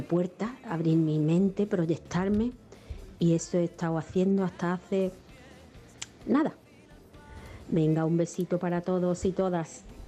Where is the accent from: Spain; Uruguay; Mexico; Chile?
Spain; Ceuta; moved away as an adult; also born or lived in Seville; Yo me fui con 23 años de Ceuta, que es de donde nací, mi tierra, a Sevilla